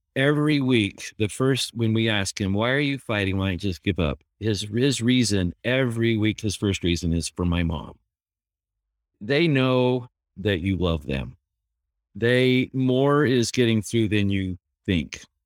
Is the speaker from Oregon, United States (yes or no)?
no; Bountiful, Utah, United States; growing up in Bountiful